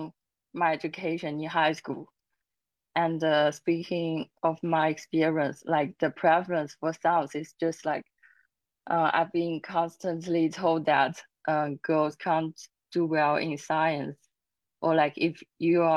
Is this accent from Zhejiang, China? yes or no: yes; Zhejiang, China; moved away; also born or lived in United States; I come from Zhejiang province in China